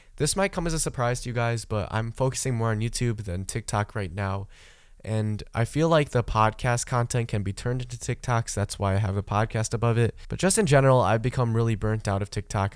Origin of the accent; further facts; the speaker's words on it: Michigan, United States; I grew up in Michigan, right? That is my home state. That's where I spent most of my life.